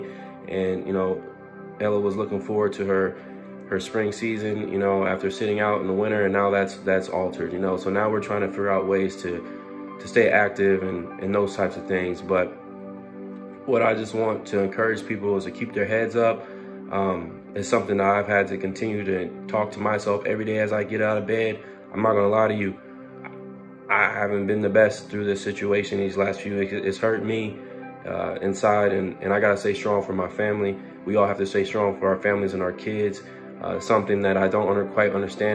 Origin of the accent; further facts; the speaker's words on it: United States; as an American